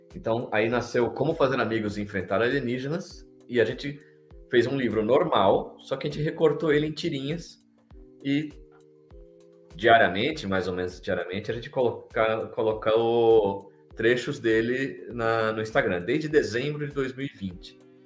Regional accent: São Paulo, Brazil; eu sou de São Paulo

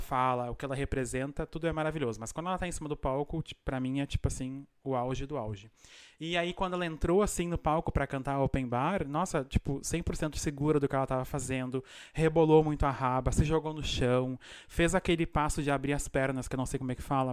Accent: Brazil; now in Argentina; eu sou do interior do Brasil

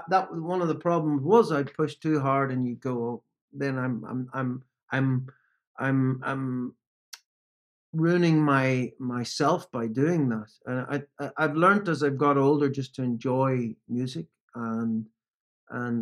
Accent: Northern Ireland, United Kingdom; growing up in Northern Ireland, particularly when I grew up in Northern Ireland

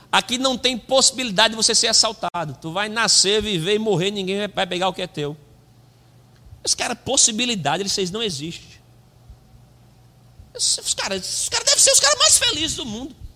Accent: Lagoa de Vaca, Pernambuco, Brazil; moved away; Eu sou do interior de Pernambuco, eu fui criado em Lagoa de Vaca. Né? Conheço limitações, já morei em muito lugar ruim.

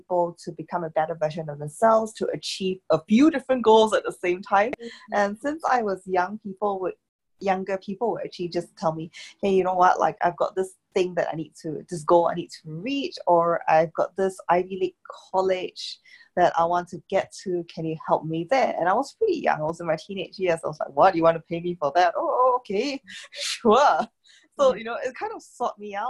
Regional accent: Singapore; moved away as an adult; also born or lived in Cambridge; I come from Singapore and it's very small, it's very fast

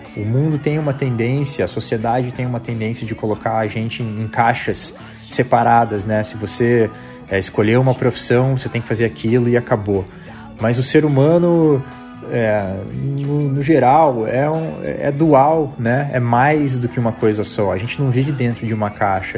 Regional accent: Curitiba, Paraná, Brazil; moved away as an adult; also born or lived in California

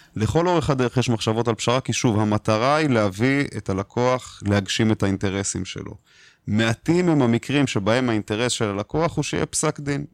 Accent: Israel; אנחנו כישראלים

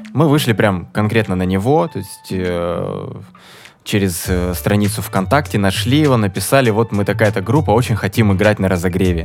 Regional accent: Surgut, Khanty-Mansi Autonomous Okrug, Russia; Мы из Сургута.

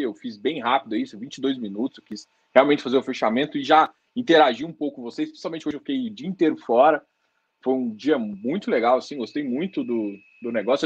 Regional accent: Goiás, Brazil; Sou goiano

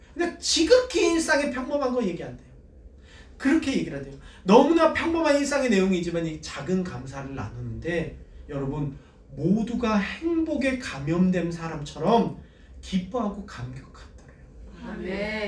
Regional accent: South Korea

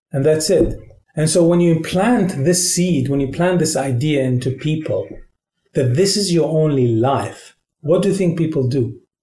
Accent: Qatar; moved away as an adult; now in Moscow, Russia; I'm from Qatar, a country that is positioned in the Arabian Peninsula.

